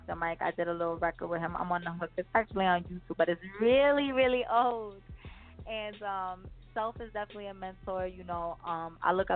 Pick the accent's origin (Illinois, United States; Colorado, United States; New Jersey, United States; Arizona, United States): New Jersey, United States; I'm from up north